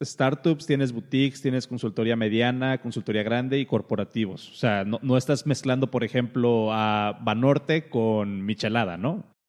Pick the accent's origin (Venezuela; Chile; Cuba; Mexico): Mexico; Colima; yo soy de Colima